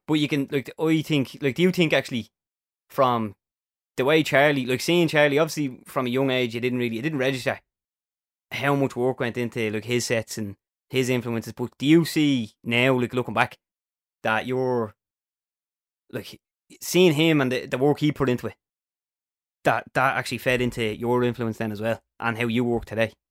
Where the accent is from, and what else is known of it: Dublin, Leinster, Ireland